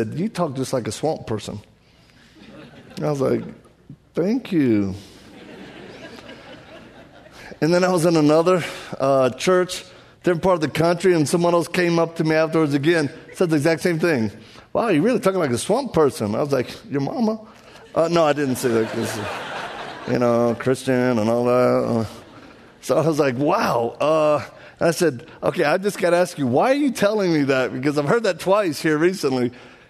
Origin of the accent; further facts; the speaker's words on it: Louisiana, United States; accent: Cajun; The way you hear me sound is not my fault. I was born like this. I'm from Louisiana, and I'm one of those Cajuns